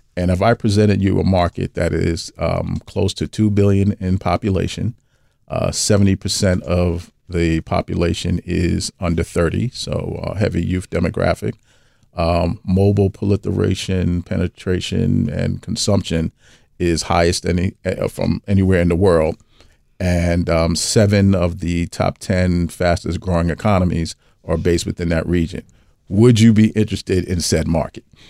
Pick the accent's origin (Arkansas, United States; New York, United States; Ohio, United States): New York, United States; New York City; I'm from Brooklyn